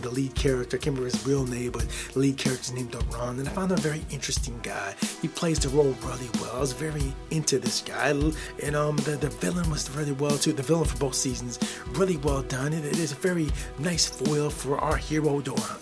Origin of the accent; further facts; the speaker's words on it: Midwest, United States; I'm from the United States of America. I'm in the United States, I'm in the Midwest